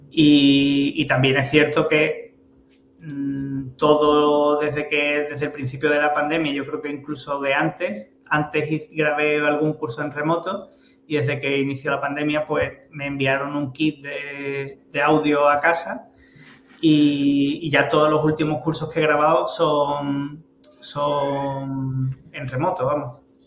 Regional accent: El Puerto de Santa María, Andalusia, Spain; soy muy de mi tierra

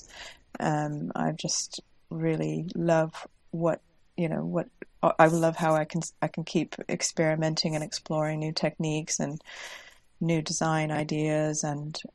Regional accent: Washington, United States; moved away as an adult; now in York, United Kingdom; I currently live in York, but I grew up in the United States on the West Coast in Washington State

